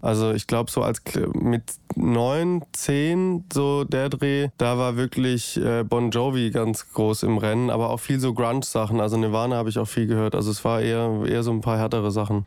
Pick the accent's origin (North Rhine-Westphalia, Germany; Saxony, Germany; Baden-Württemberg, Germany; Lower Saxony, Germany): Baden-Württemberg, Germany; Stuttgart area; ich wollte unbedingt auch in Stuttgart spielen. Ich komme ja hier auch aus der Ecke